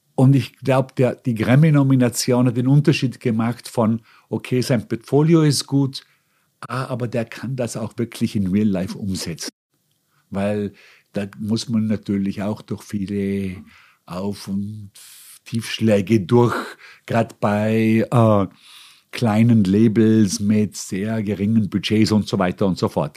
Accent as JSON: {"language": "German", "town": "Bregenz", "region": "Vorarlberg", "country": "Austria", "tie": "born or raised there", "also_born_or_lived": "Hong Kong / Munich", "moved": "as an adult", "lives_now": "New York, United States", "said": "mir als Österreicher oder sage ich mal vor allem als Vorarlberger mitgegeben worden sind kulturell"}